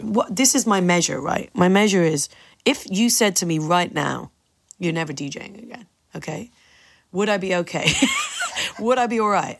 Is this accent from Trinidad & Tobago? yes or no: no; Ireland; I am so proud of being Irish